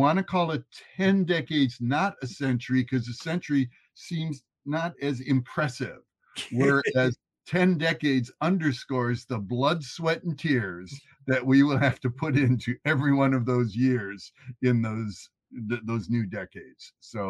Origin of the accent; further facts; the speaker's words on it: Chicago, Illinois, United States; I'm from the Chicago area.